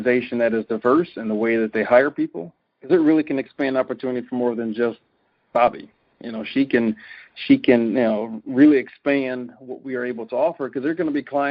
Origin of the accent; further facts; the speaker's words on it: Cincinnati, Ohio, United States; now in Wisconsin, United States; Byron and I come from the same city, so we're both from Cincinnati.